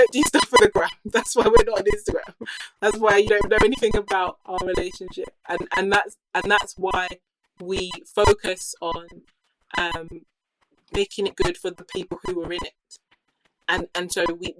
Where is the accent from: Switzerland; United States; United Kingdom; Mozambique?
United Kingdom; I grew up here in the UK